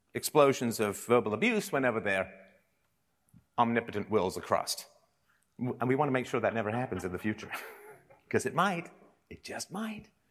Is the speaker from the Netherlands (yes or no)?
no; England, United Kingdom; I grew up in England in the seventies